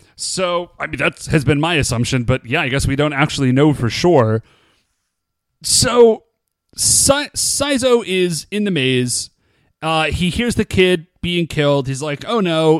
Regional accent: United States; we are American

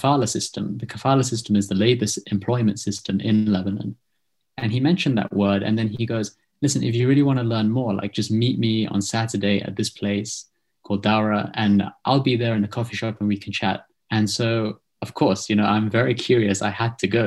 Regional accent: United Kingdom; accent: British; you can hear my accent now. It's very distinctly British

